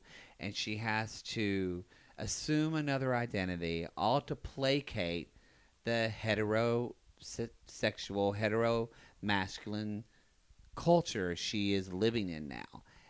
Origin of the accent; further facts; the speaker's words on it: the South, United States; there was a lot of things that were hard for me growing up in the South.